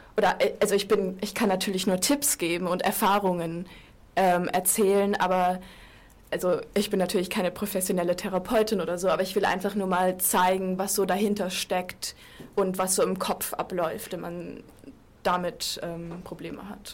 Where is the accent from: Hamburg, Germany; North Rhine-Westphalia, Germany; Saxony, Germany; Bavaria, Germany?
Bavaria, Germany; Munich; moved away; Ich bin Münchnerin